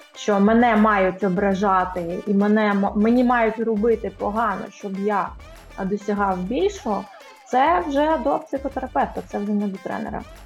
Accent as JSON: {"language": "Ukrainian", "town": "Odesa", "region": "Odesa Oblast", "country": "Ukraine", "tie": "born or raised there", "said": "Я народилася виросла в Одесі"}